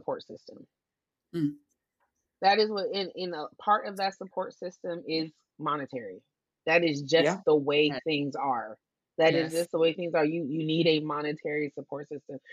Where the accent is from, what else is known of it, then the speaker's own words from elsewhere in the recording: Portland, United States; I'm not from New York. I was born in Portland, but both of my parents are from New York